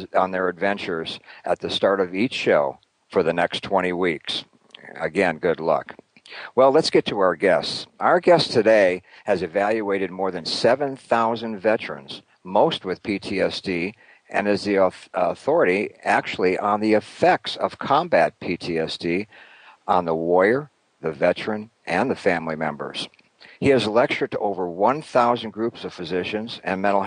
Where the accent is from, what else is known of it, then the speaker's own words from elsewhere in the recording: Milwaukee, Wisconsin, United States; moved away; That's my hometown